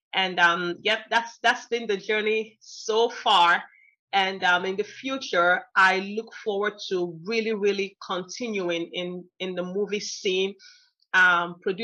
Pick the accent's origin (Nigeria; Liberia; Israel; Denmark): Nigeria; moved away as an adult; also born or lived in United States; now in Texas, United States; I grew up there, my high school, university, and all of that was there.